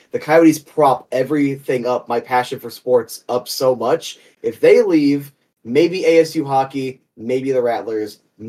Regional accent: Glendale, Arizona, United States; I grew up in Java.com Arena. My dad worked there.

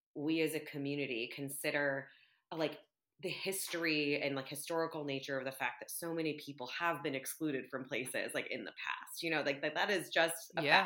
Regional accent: United States; I'm Vietnamese American

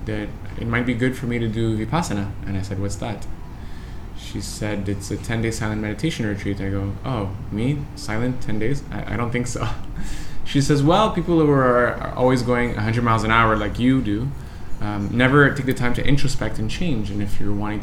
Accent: Canada; I'm from Canada

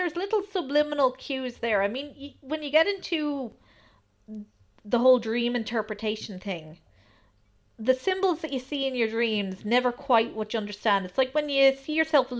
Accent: Ireland; we're Irish

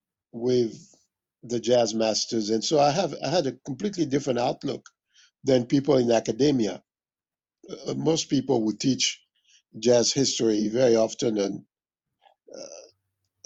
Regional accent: Mali; moved away; also born or lived in Paris, France; I was born in Paris, but I grew up in West Africa. I grew up in the center of West Africa, in a country called Mali.

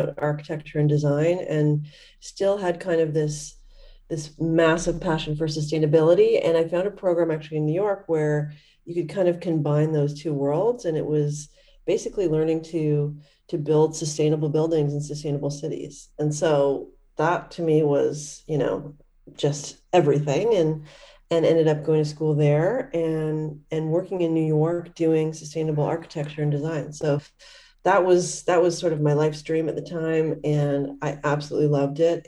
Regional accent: Canada; I grew up in Canada

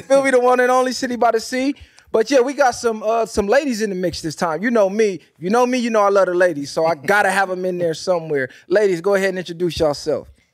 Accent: West Coast, United States; I'm from the West Coast

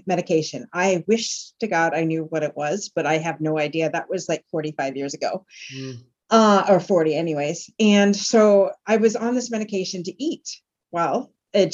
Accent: Tilbury, Ontario, Canada; I grew up in Tilbury, Ontario in those days.

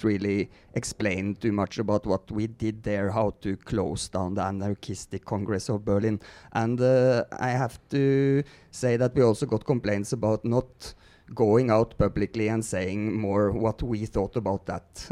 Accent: Norway; English is a second language; now in Mexico; I'm Norwegian

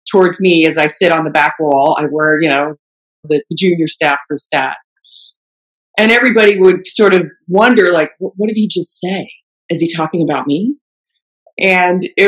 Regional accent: Germany; moved away; I grew up in Germany, so I'm fluent in German

